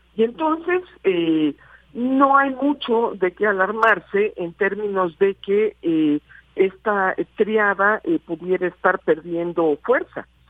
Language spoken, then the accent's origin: Spanish; Mexico; como mexicanas y mexicanos